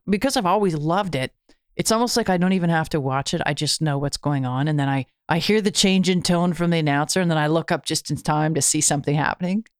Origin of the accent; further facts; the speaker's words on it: Canada; being Canadian, having, uh, America just to the south of us